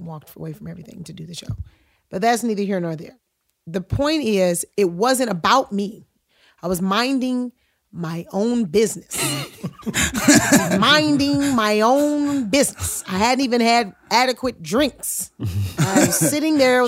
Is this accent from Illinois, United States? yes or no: yes; Chicago, Illinois, United States; I'm from Chicago